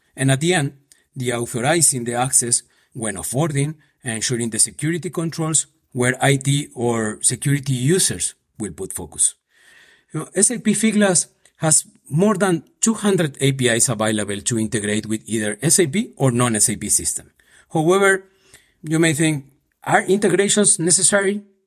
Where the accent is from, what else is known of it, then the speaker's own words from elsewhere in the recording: Buenos Aires, Argentina; moved away as an adult; also born or lived in Paraguay / Mexico City, Mexico; now in Madrid, Spain; I was born in Paraguay, and when I s, I was just a baby, my parents moved to Argentina, so I grew up there in Buenos Aires.